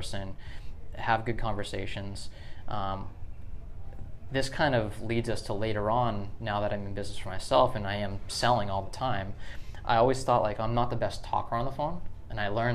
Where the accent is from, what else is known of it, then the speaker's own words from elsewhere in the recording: Boston, Massachusetts, United States; I grew up in Boston, Massachusetts